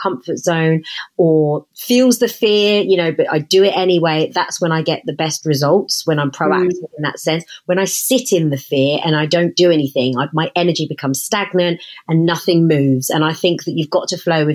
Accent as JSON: {"language": "English", "area": "Hertfordshire", "region": "East of England", "country": "United Kingdom", "tie": "born or raised there", "said": "growing up in Hertfordshire"}